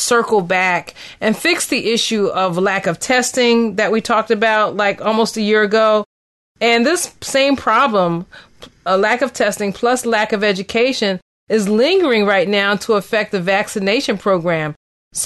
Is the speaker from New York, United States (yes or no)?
no; Philadelphia, Pennsylvania, United States; my hometown, Philadelphia.